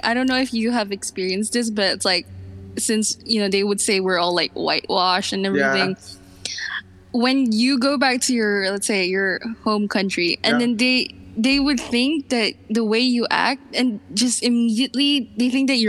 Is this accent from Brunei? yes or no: yes; Brunei; moved away as an adult; now in Philippines; I was born here actually in the Philippines. Then I moved to Brunei after one. And yeah, I stayed there for what, I think 17 years.